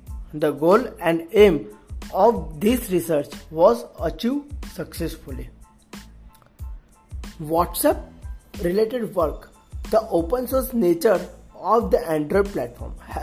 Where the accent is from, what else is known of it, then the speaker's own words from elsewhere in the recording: Surat, Gujarat, India; from Surat, Gujarat.